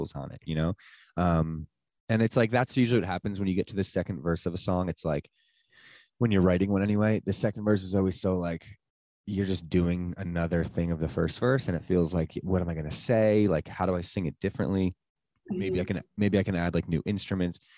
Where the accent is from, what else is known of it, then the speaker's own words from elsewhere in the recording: Sparta, New Jersey, United States; also born or lived in Asbury Park, New Jersey; I grew up technically in Sparta, which is like North Jersey